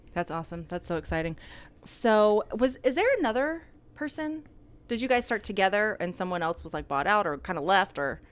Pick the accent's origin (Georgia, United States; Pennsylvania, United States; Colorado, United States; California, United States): Georgia, United States; Atlanta; moved away as an adult; also born or lived in Texas; now in Van Meter, United States; I grew up in Atlanta